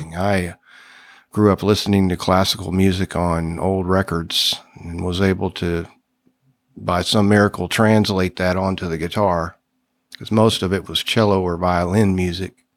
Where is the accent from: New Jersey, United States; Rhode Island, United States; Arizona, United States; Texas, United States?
Texas, United States; South; growing up in South Texas